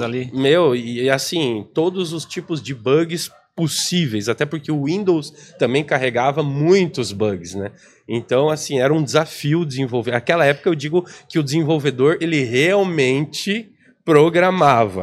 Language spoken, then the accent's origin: Portuguese; Planalto, Paraná, Brazil; also born or lived in Cascavel, Brazil; Eu sou paranaense, né? VIP, a gente brinca, VIP interior do, do Paraná